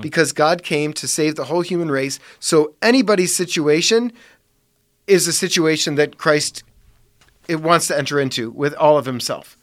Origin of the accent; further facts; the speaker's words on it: Parma, Ohio, United States; I grew up in Parma